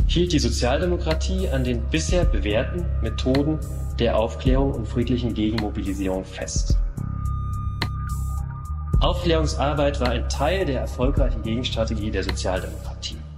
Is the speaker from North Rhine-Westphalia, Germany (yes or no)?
no; Dessau, Saxony-Anhalt, Germany; born there; Meine Antwort war in diesen Fällen immer, dass ich als gebürtiger Dessauer ausschließlich der klassischen Moderne verpflichtet bin und Ornamente jeder Art ablehnte.